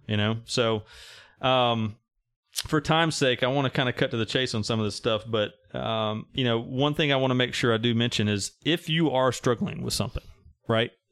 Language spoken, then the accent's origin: English; Mississippi, United States; I'm from Mississippi